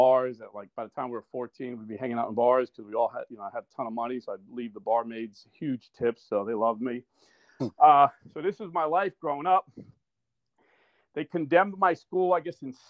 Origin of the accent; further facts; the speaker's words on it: Irvington, New Jersey, United States; also born or lived in Newark, New Jersey; I grew up in Irvington, New Jersey